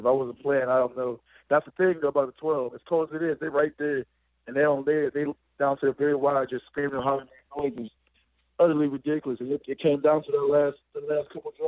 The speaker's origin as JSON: {"language": "English", "town": "Pittsburgh", "region": "Pennsylvania", "country": "United States", "tie": "born or raised there", "moved": "as an adult", "said": "I'm from Pittsburgh"}